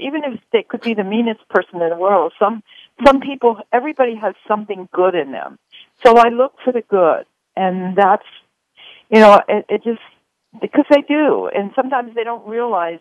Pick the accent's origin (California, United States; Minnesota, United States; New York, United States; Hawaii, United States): Hawaii, United States; Honolulu; in Hawaii, which is where I'm from. I'm from Honolulu